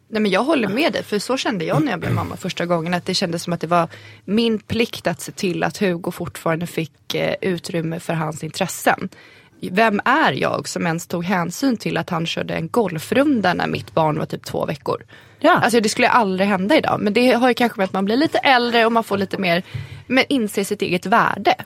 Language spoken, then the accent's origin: Swedish; Sweden; Jag är född här, jag har svenska, svenska samhället har format mig